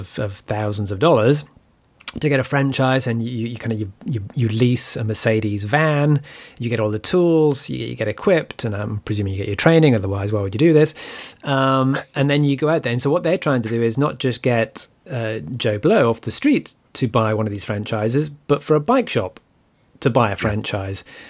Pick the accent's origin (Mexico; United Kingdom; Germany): United Kingdom; me as a Brit